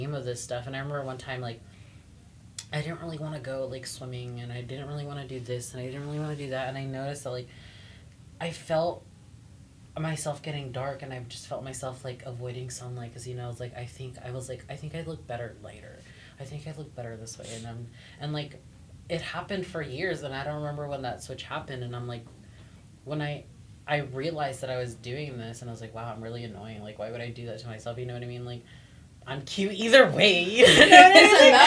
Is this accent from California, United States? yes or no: yes; the Valley, California, United States; I grew up here in the Valley